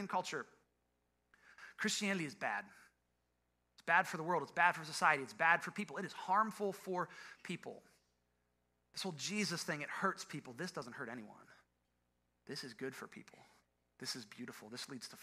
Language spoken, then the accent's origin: English; Ohio, United States; I'm from Ohio